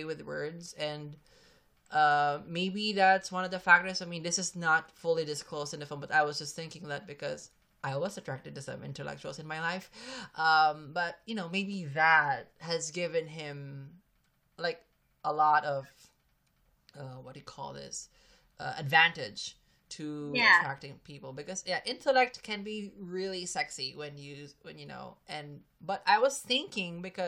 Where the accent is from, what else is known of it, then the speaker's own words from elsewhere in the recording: Philippines; I'm a Filipino.